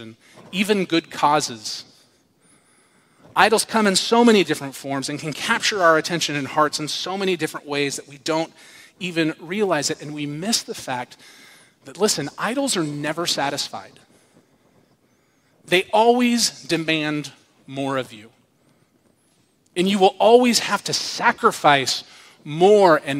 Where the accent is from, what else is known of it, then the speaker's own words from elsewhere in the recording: United States; I'm an American